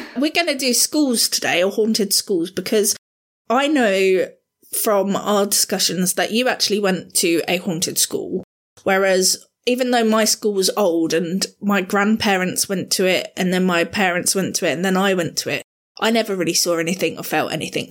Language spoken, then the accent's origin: English; Southampton, South East England, United Kingdom; moved away as an adult; I'm relatively new to this area because I grew up down in Southampton